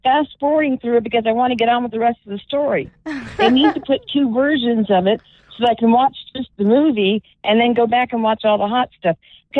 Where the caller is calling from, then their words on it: Syracuse, New York, United States; from beautiful downtown Syracuse.